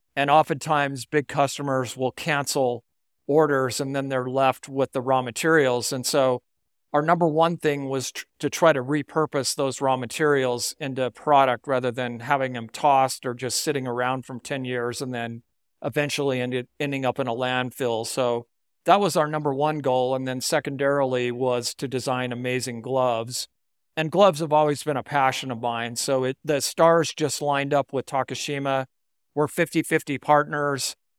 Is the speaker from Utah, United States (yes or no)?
yes; Salt Lake City, Utah, United States; I grew up in Salt Lake City